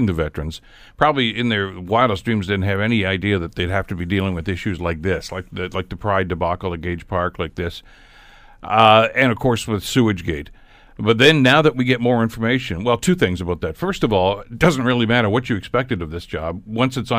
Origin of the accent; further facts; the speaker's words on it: Hamilton, Ontario, Canada; I was from Hamilton